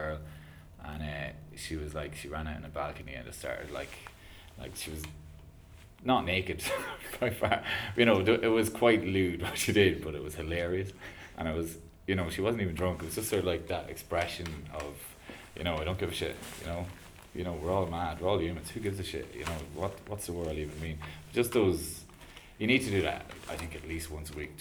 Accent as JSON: {"language": "English", "town": "Kells", "region": "County Meath", "country": "Ireland", "tie": "born or raised there", "moved": "yes", "said": "my hometown of Kells"}